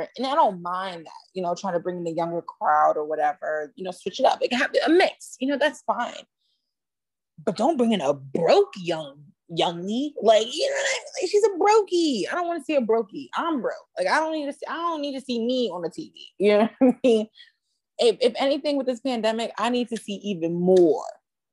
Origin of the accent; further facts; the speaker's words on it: New York City, New York, United States; I'm a New Yorker bitch, okay? You know, I've got Bronx, New York on my birth certificate